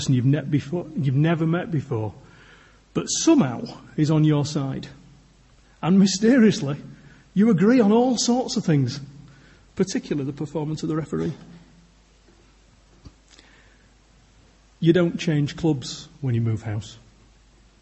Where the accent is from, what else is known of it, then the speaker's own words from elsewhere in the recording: Yorkshire and the Humber, United Kingdom; I'm a Yorkshireman